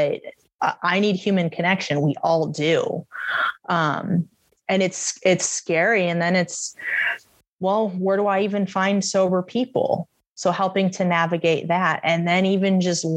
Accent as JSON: {"language": "English", "town": "Cleveland", "region": "Ohio", "country": "United States", "moved": "as an adult", "lives_now": "Boise, United States", "said": "I'm from Cleveland"}